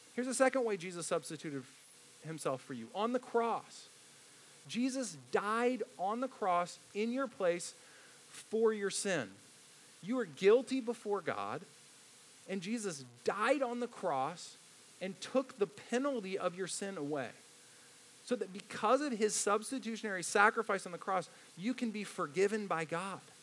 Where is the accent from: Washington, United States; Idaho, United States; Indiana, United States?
Indiana, United States; I grew up in Indiana, so I love the movie Hoosiers